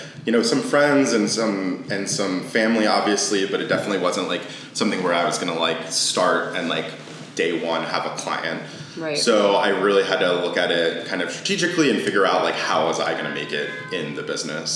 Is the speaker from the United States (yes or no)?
yes; Maryland, United States; moved away as an adult; also born or lived in New York City; now in Washington, D.C., United States; I'm from Maryland and I, you know, grew up in the area